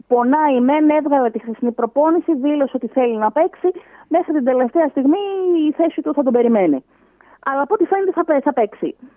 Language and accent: Greek; Greece; σαν Ελληνίδα